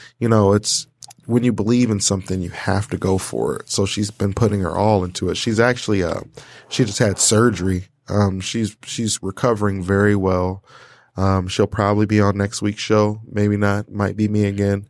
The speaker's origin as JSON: {"language": "English", "town": "Portage", "region": "Michigan", "country": "United States", "tie": "born or raised there", "also_born_or_lived": "Kalamazoo, Michigan", "said": "I grew up in Kalamazoo, Michigan"}